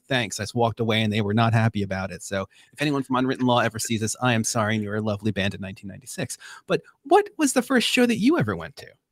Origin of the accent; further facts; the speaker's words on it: Long Island, New York, United States; we didn't have Krispy Kremes here in Long Island. We used to get Entenmann's cookies.